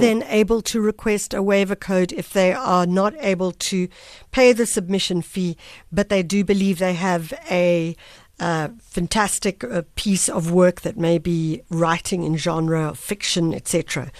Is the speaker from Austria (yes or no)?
no; South Africa; As a South African